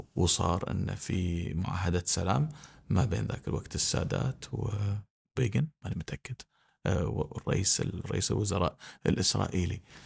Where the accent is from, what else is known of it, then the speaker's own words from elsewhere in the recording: Kuwait; احنا ككويتيين